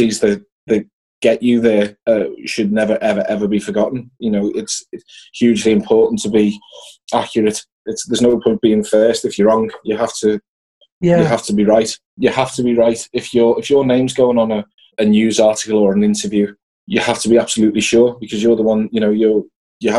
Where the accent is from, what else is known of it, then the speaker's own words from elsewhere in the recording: Liverpool, North West England, United Kingdom; I grew up in West Derby, not far from Liverpool's training ground.